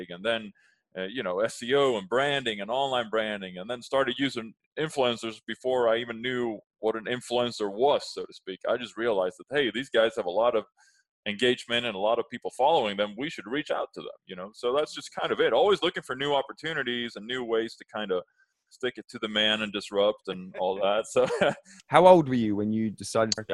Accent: Sweden; English is a second language; now in Los Angeles, United States; I'm speaking to you today from uh, LA, where I, I currently reside, uh, but originally born and raised in Sweden.

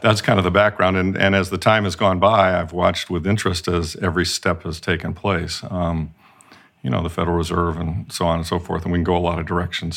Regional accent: Midwest, United States; moved away; I grew up in the Midwest

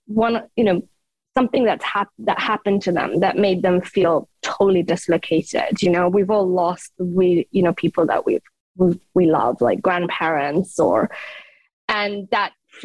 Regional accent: Afghanistan; English is a second language; moved away; also born or lived in United Kingdom; I was born in Afghanistan

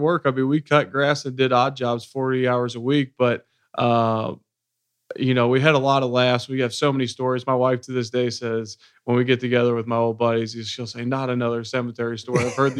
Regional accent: Cincinnati, Ohio, United States; Yeah, so I grew up in Cincinnati, Ohio, working class family.

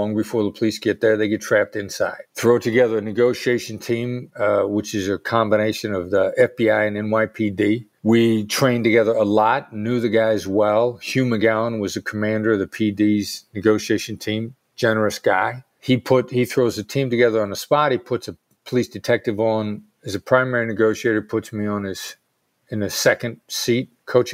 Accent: Iowa, United States; moved away as an adult; also born or lived in Pittsburgh / New York; I grew up in Iowa. I'd never been anywhere

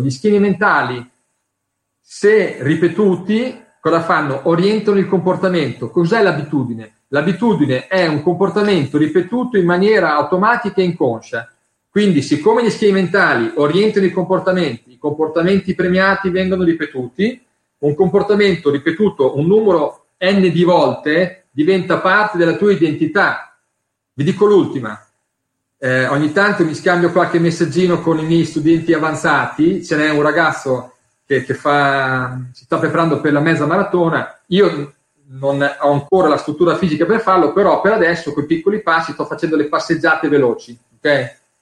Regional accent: Emilia-Romagna, Italy; io sono romagnolo

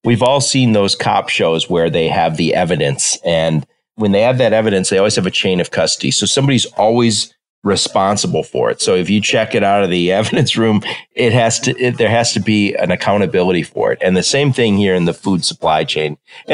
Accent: Detroit, Michigan, United States; I'm from Detroit and I worked in automotive for a long time.

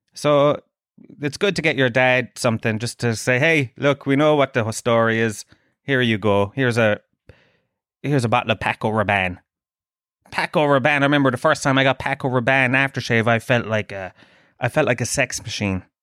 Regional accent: Tralee, Munster, Ireland; I'm from Trilleen.

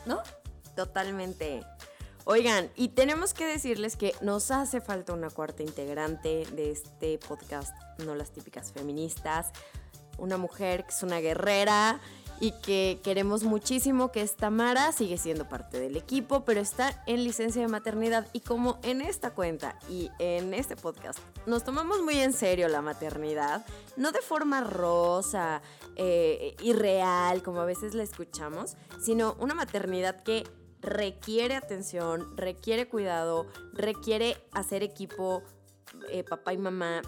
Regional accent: Guanajuato, Mexico; yo soy de Guanajuato, México

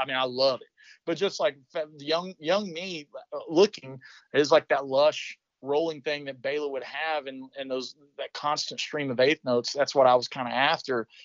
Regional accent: Western North Carolina, United States; I grew up in Western North Carolina.

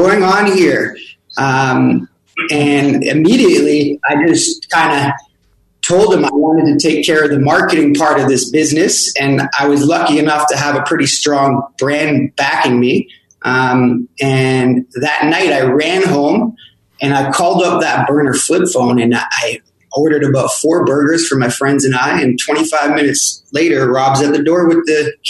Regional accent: Toronto, Ontario, Canada; moved away as an adult; now in Montreal, Canada; I wasn't actually from Montreal. I'm from Toronto

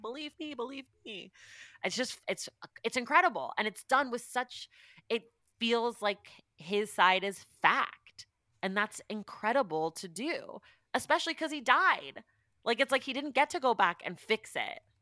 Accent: California, United States; my hometown

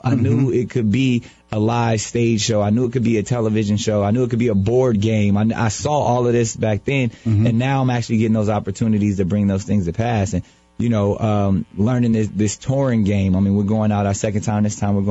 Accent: San Diego, California, United States; Our next one is in San Diego, California, my hometown.

